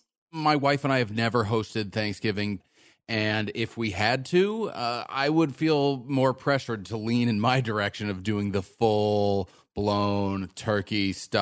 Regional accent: Texas, United States; Well, my family's from Massachusetts. Right. I didn't grow up there. Right. I actually grew up in Texas, just like everyone else at this table.

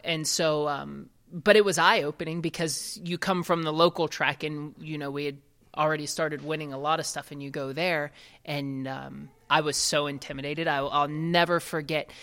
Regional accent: Ohio, United States; I grew up in Ohio

